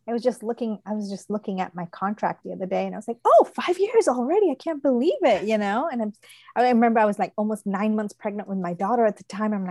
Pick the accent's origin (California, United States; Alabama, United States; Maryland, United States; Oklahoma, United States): Maryland, United States; Odenton; I'm from Odenton, Maryland. So about oh, yeah. 20 minutes uh, away from Annapolis, Maryland.